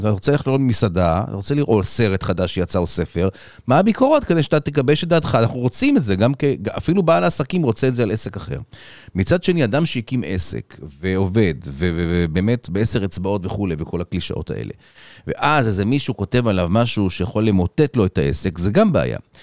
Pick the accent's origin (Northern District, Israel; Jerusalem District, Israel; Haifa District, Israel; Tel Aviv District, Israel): Tel Aviv District, Israel; Tel Aviv; also born or lived in Los Angeles; בתל אביב, רוב שנותיי